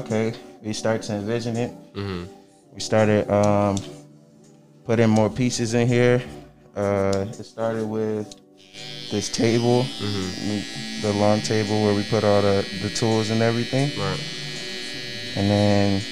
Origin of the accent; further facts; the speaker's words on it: Nigeria; I'm Nigerian